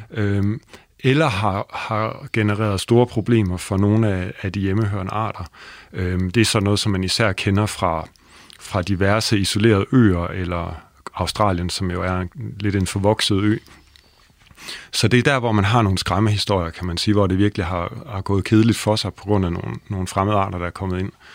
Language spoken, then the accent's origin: Danish; Holstebro, Central Denmark Region, Denmark; jeg er opvokset i Holstebro